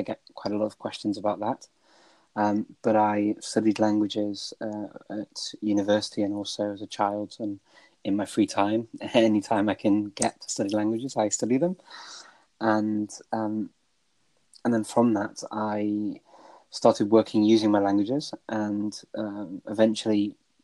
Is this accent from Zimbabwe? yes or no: no; United Kingdom; moved away as an adult; now in North Macedonia; I'm originally from the United Kingdom.